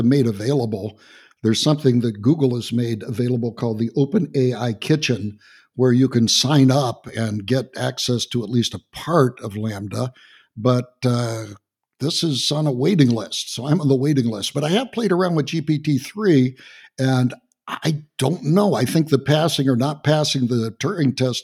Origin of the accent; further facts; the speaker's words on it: Texas, United States; I'm from Texas